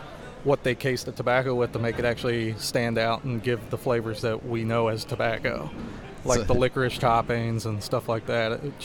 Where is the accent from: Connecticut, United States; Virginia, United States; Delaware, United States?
Virginia, United States; Charlottesville; I'm from Charlottesville, Virginia.